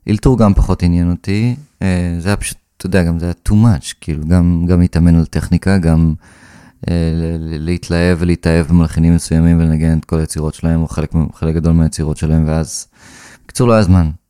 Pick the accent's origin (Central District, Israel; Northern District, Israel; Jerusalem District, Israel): Northern District, Israel; Karmiel; ניגנתי כינור אה, חמש שנים. בקונסרבטוריון איפה, ש... איפה שגדלתי בכרמיאל.